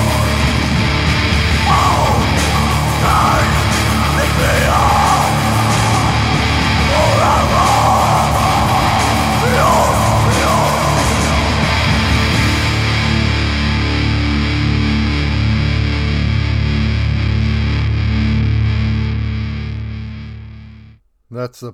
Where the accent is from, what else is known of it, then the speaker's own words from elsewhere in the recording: Seattle, Washington, United States; Seattle, Washington, my hometown